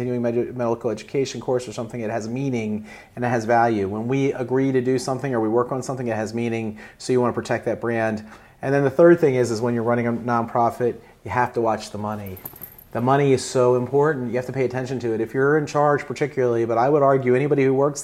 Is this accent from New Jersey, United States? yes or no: no; Eastern Shore of Maryland, United States; I grew up on the Eastern Shore of Maryland